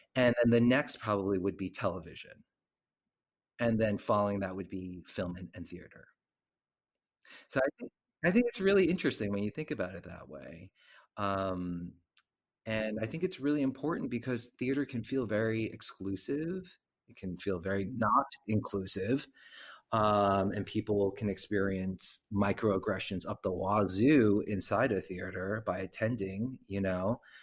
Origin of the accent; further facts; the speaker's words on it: New Jersey, United States; also born or lived in Korean American; now in New York, United States; my home state, New Jersey